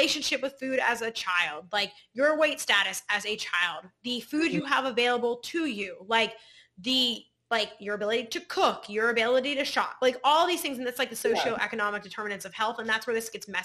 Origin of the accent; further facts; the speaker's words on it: Pittsburgh, Pennsylvania, United States; I'm from Pittsburgh and I'm Polish